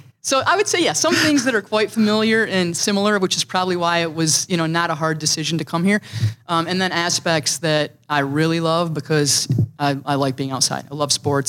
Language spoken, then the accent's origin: English; Gaines, Michigan, United States; now in Minnesota, United States; I grew up in a very small town, middle of Michigan, called Gaines. And in fact, it's not even a town.